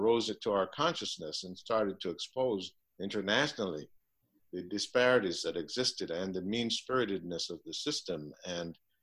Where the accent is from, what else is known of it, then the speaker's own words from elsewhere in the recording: Jamaica; moved away as an adult; now in Minneapolis, United States; I'm from Jamaica